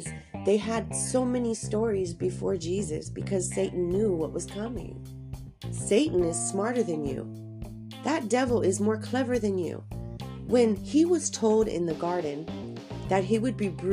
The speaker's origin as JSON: {"language": "English", "region": "Southern California", "country": "United States", "tie": "born or raised there", "said": "I grew up down in Southern California"}